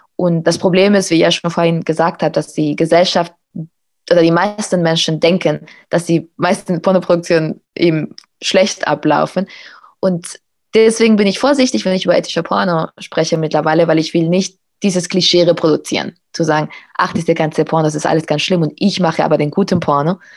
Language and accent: German; Spain; moved away; in Spanien, wo ich aufgewachsen bin